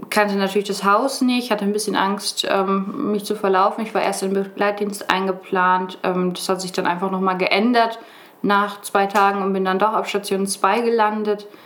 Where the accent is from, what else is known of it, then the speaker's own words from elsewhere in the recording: Brake, Lower Saxony, Germany; ich bin 23 Jahre alt, ich komme aus Brake.